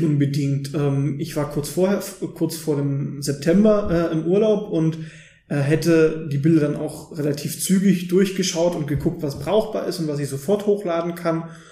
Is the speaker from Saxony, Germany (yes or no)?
yes; Löbau, Saxony, Germany; moved away as an adult; now in Dresden, Germany; komme gebürtig aus Löbau in der Oberlausitz